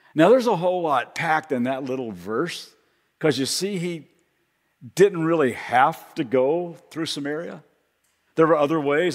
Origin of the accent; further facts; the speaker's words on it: Kentucky, United States; accent: slight accent; now in Ventura, United States; even though I live in Ventura, I'm, from, I'm originally from Kentucky.